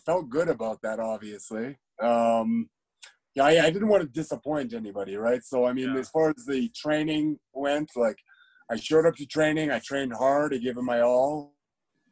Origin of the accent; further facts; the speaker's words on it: Calgary, Alberta, Canada; also born or lived in Iowa; I grew up in Calgary